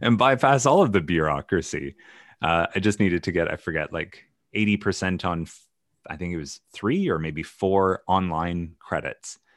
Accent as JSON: {"language": "English", "region": "Ontario", "country": "Canada", "tie": "born or raised there", "said": "the Ontario, I grew up in Canada, so the Ontario system"}